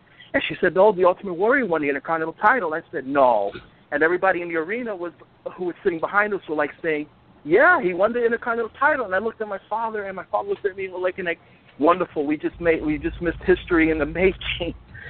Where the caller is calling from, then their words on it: Bronx, New York, United States; from Bronx, New York.